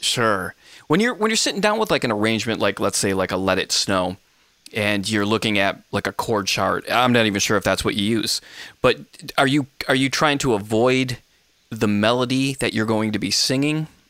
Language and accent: English; Michigan, United States; my home state, Michigan